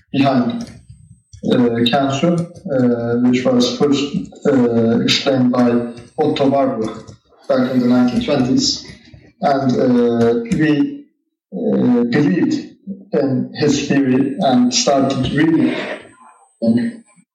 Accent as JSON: {"language": "English", "region": "Istanbul", "country": "Turkey", "tie": "born or raised there", "also_born_or_lived": "United States", "said": "I was born and grew up in Istanbul"}